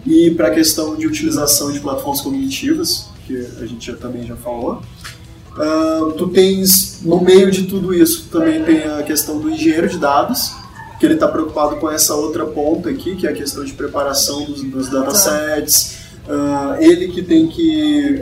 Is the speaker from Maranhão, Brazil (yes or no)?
yes; São Luís, Maranhão, Brazil; Eu sou do Maranhão